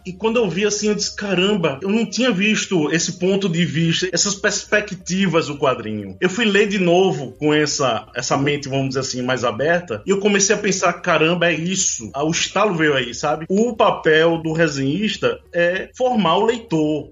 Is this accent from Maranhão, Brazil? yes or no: no; João Pessoa, Paraíba, Brazil; eu sou de João Pessoa, né, da Paraíba.